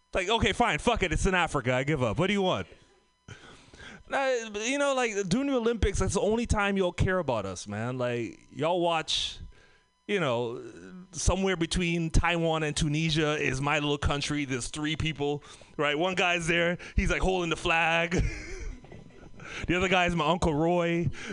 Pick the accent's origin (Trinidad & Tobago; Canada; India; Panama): Trinidad & Tobago; moved away; also born or lived in San Francisco Bay Area; I'm from the Caribbean, Trinidad and Tobago.